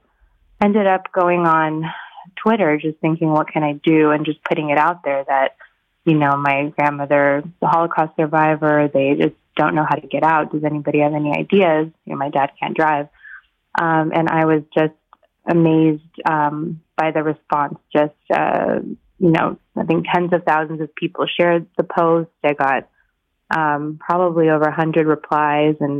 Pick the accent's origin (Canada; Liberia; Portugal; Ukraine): Ukraine; Kyiv; moved away; also born or lived in San Francisco; I was born in Kyiv myself, and I emigrated in 1989 as a refugee from the Soviet Union to San Francisco